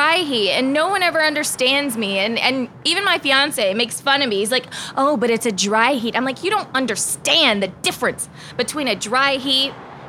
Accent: Arizona, United States; also born or lived in New Bern, North Carolina; now in Kansas City, United States; I'm from Arizona

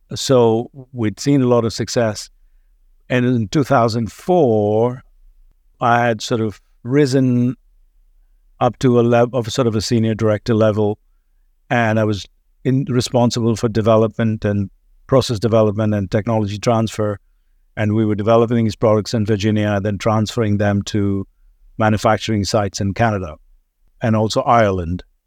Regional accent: India; accent: slight British accent; moved away as an adult; also born or lived in Mumbai, India; now in United States; was born in India, grew up there, left the country when I was twenty-three.

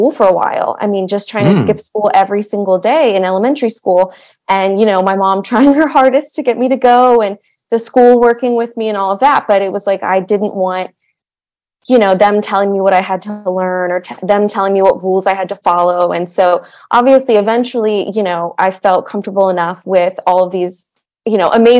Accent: Montgomery County, Maryland, United States; I grew up in Montgomery County, Maryland, where actually I still teach now

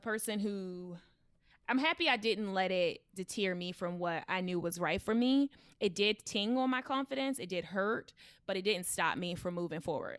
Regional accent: Baltimore, Maryland, United States; accent: country urban; I was raised in Baltimore.

